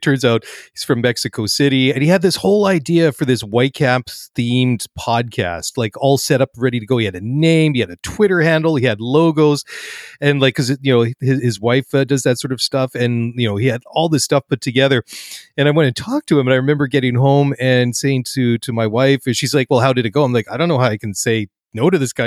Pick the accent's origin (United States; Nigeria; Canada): Canada; I'm a first generation Canadian, first one outside of, in the family to be born outside of the ancestral homelands on the other side of the pond